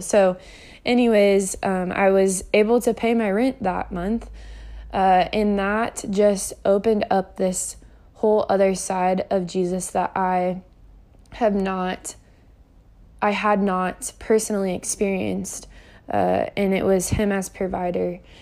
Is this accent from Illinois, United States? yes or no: no; Kansas City, Missouri, United States; also born or lived in Springfield, Missouri; I grew up in Kansas City, Missouri for nineteen years